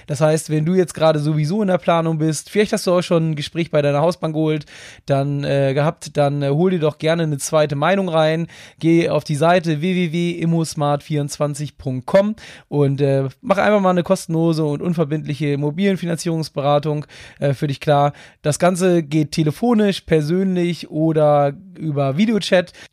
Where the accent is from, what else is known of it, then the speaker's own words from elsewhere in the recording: Northern Germany, Germany; So als Norddeutscher ist das immer nicht ganz so einfach mit den bayerischen Nachnamen.